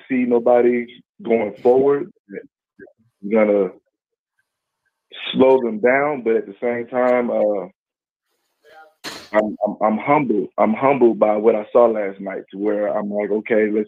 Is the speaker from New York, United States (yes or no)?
no; Mississippi, United States; now in Dallas, United States; I'm from Mississippi, but I'm in Dallas now